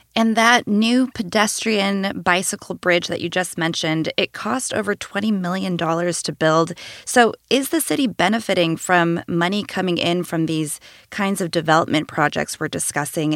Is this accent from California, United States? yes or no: yes; Bay Area, California, United States; I grew up in the Bay Area